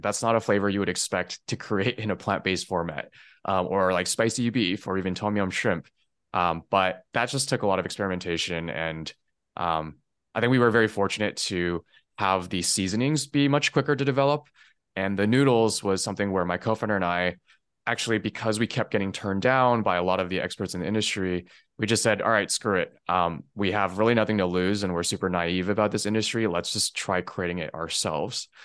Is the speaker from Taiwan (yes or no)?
yes; Taiwan; moved away; also born or lived in California; I was born in California, um, but I spent most of my childhood actually out in Taiwan